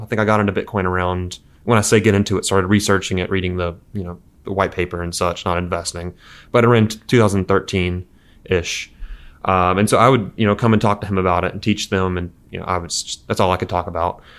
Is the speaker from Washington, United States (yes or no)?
no; Mobile, Alabama, United States; From Mobile, Alabama originally